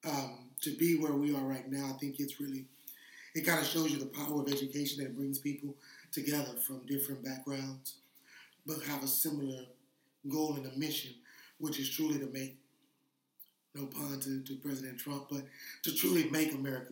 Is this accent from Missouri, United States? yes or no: no; Houston, Texas, United States; I was from Houston, born and raised. Actually, I can say I grew up in the inner city